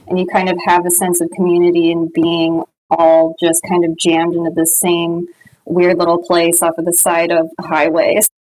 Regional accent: Orange County, California, United States; I grew up in Orange County

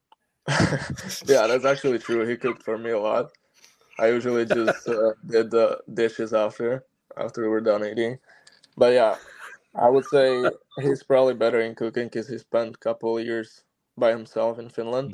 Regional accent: Slovakia; born or raised there; moved away

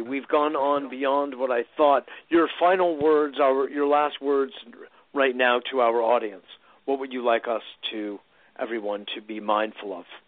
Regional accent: Connecticut, United States; when I was a teenager growing up in Connecticut.

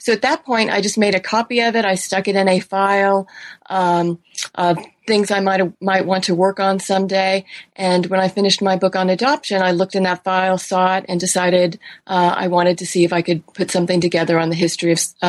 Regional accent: California, United States; Sure. Well, I grew up in California

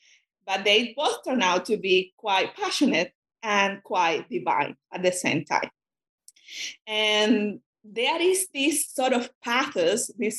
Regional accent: Cuba; first language Spanish; English is a second language; I'm a Spanish speaker, and that I grew up in Cuba, and it happened to be that in communist Cuba, when I was a student, those readings were forbidden

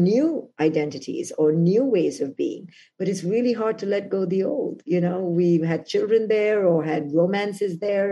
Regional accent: India; moved away as an adult; now in United States; I came from India to America

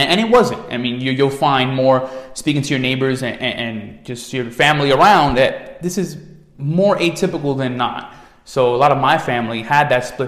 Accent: New York City, New York, United States; growing up in the Bronx, it's New York City as a whole

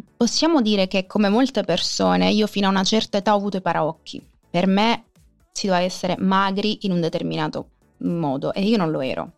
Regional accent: Sicily, Italy; io sono nata in Sicilia, sono cresciuta in Sicilia

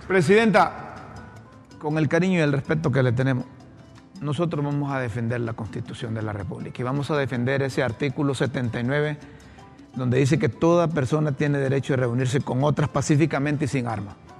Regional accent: Honduras; como periodistas, como ciudadanos hondureños.

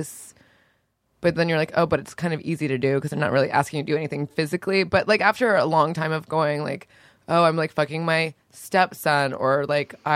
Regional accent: Orlando, Florida, United States; It's because I'm from Florida. I think I just have like a. It's like not an accent. It's just like I just talk like a. Like I barely speak English because I was raised in Florida.

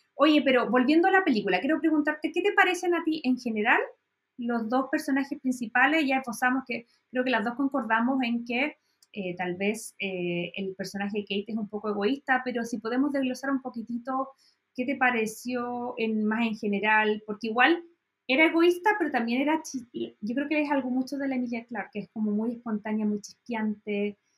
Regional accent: Chile; como soy chilena

